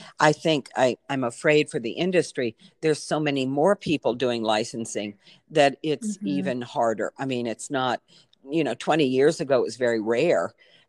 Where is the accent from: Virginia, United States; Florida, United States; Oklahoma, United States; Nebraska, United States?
Virginia, United States; I grew up in Virginia with a family that, my mother particularly was very caring person.